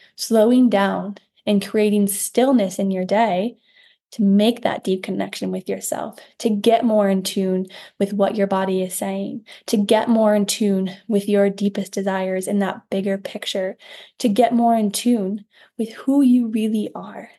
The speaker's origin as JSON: {"language": "English", "region": "Iowa", "country": "United States", "said": "I'm from Iowa, we have a farm town."}